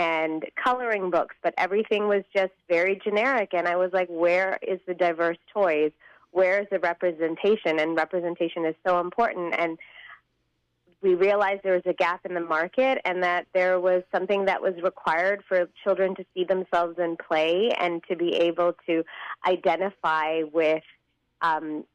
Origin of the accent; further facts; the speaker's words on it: Chennai, Tamil Nadu, India; moved away; My parents are from South India. I was born in Chennai, so I do speak Tamil